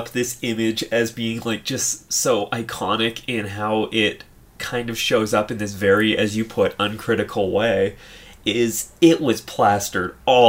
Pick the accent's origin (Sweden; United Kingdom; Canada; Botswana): Canada; we're Canadian here.